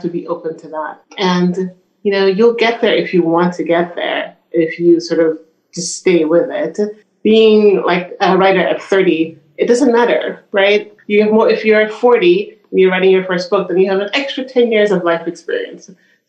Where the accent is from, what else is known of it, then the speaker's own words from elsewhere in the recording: Brooklyn, New York, United States; also born or lived in Jamaica; I grew up fairly poor in Brooklyn and in Jamaica.